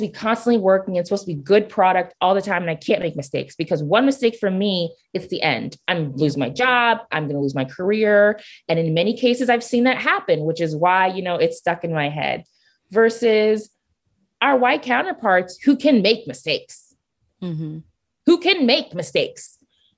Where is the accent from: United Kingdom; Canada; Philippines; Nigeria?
Nigeria; I'm Nigerian